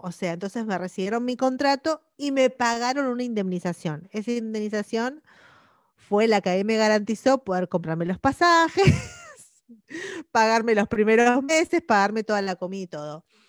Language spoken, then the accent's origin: Spanish; Argentina; moved away as an adult; yo me fui de Argentina bastante pendeja